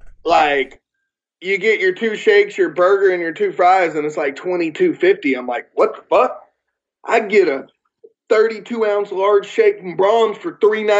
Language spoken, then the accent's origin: English; the South, United States; accent: Southern; I'm okay with having my southern accent.